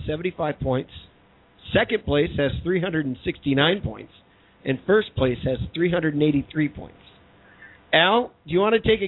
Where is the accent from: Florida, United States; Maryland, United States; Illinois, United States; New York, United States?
Illinois, United States; Chicago; As a Chicagoan, I want it to happen, too.